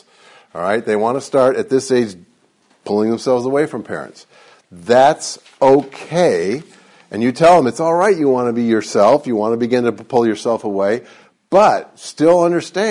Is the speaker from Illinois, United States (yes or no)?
no; Detroit, Michigan, United States; I grew up in Detroit